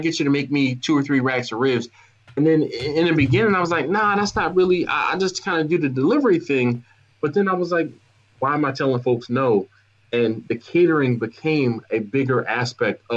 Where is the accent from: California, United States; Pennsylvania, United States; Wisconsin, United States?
Pennsylvania, United States; Philadelphia; now in Baltimore, United States; I live in Baltimore, but yeah, I'm from Philadelphia